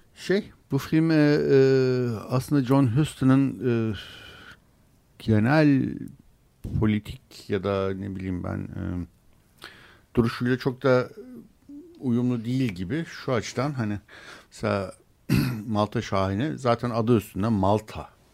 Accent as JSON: {"language": "Turkish", "region": "Istanbul", "country": "Turkey"}